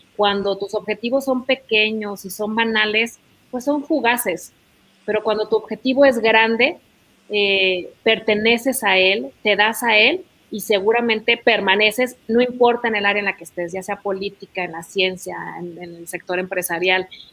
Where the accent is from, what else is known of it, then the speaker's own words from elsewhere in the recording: Mexico; como mexicanos, como hermanos, que es lo que somos.